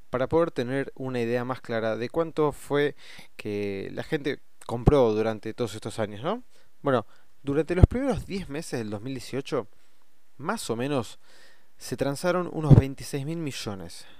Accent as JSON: {"language": "Spanish", "country": "Argentina", "said": "nosotros tenemos como moneda los pesos argentinos"}